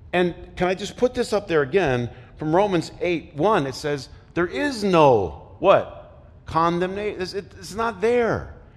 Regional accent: Flint, Michigan, United States; I played basketball growing up in Flint

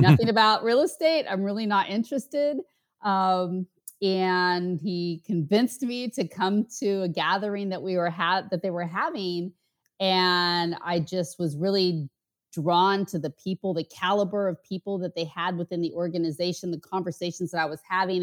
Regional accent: outside Portland, Oregon, United States; moved away as an adult; also born or lived in Bay Area, California / San Diego, California; now in Miami, United States; I grew up just outside of Portland

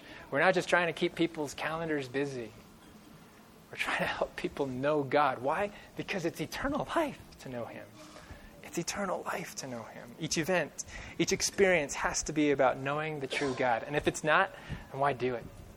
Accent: California, United States; growing up in California

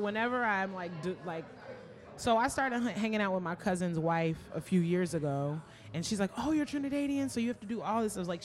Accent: Chicago, Illinois, United States; I'm from the West Side

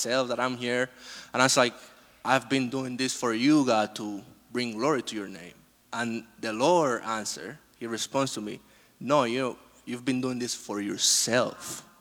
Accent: Dominican Republic; moved away; I was born in the Dominican Republic

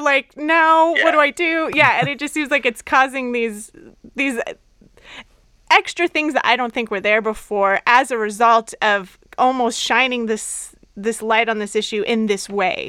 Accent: Southern California, United States; I'm from Southern California

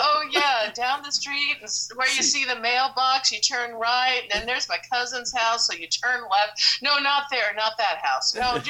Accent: St. Louis, Missouri, United States; now in California, United States; you're broadcasting from, I guess, my hometown area, Illinois, Missouri, although I was on the Missouri side.

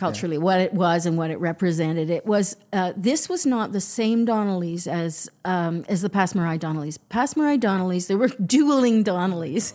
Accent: Toronto, Ontario, Canada; I grew up in Toronto

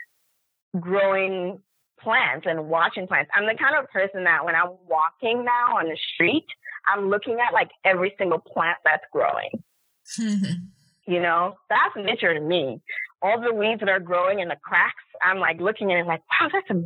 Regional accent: Lagos, Nigeria; now in New York City, United States; I was born and raised in a city. I grew up in Nigeria, in Lagos. And then I came to New York.

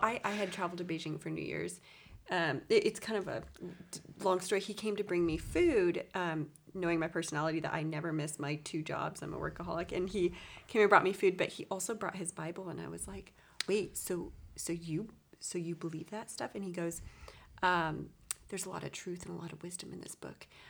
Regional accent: east of San Diego, California, United States; I'm from east of San Diego, so a little rural area. I, I am a Californian

